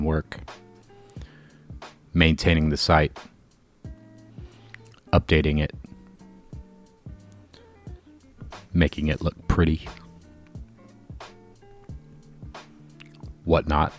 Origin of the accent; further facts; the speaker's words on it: the South, United States; accent: southern drawl; now in Chicago, United States; I am from the South, and I love being in the South.